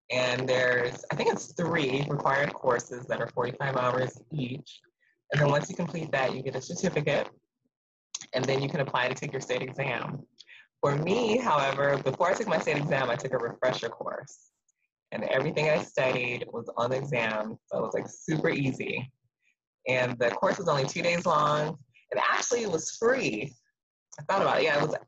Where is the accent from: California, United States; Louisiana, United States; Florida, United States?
California, United States; Azusa; also born or lived in Compton, California; now in Ontario, United States; I pretty much grew up in Azusa, which is in San Gabriel Valley, out in that area. And then I've been in Ontario ever since